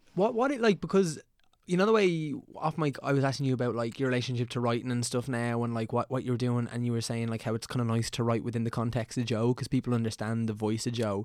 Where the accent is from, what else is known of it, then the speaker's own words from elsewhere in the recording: Meath, Leinster, Ireland; we're both from Meath